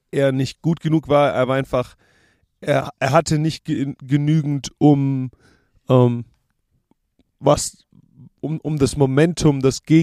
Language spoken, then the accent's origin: German; Stuttgart, Baden-Württemberg, Germany; ich bin äh, aus dem Stuttgarter Raum, ja, ihr wisst, wie wir mit Geld sind.